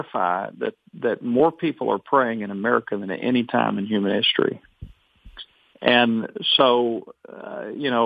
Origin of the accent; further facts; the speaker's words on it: Arkansas, United States; I'm from Arkansas. I drove 10 hours from Arkansas.